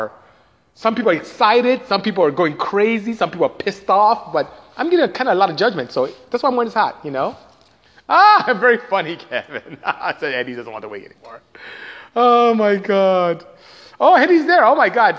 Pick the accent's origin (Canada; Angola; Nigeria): Nigeria; moved away; I am Nigerian, so I speak Igbo and English and Patois, which is what you may know here, but back home is broken English